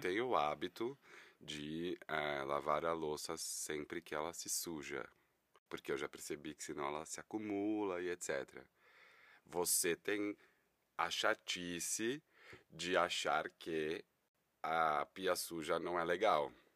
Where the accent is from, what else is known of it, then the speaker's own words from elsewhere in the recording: São Paulo, Brazil; Eu tenho 36 anos e sou daqui de São Paulo